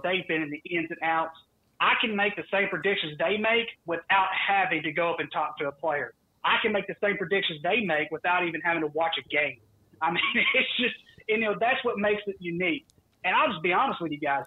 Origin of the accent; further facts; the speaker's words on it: the South, United States; I am from the South